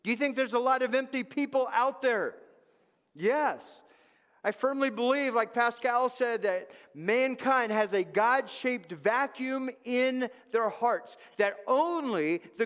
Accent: Los Angeles, California, United States; moved away; I grew up in Los Angeles

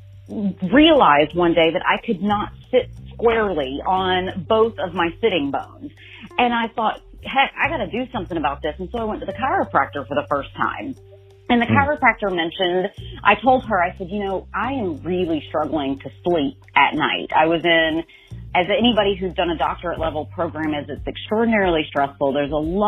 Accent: Birmingham, Alabama, United States; now in New York City, United States; I am originally from Birmingham, Alabama, and now reside in Harlem up in New York City

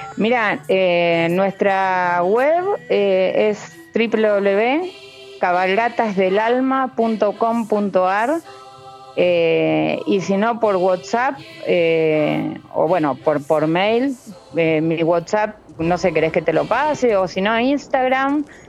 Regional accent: Buenos Aires, Argentina; moved away as an adult; now in Mendoza, Argentina; Yo soy de Buenos Aires, pero mi marido me trajo para acá

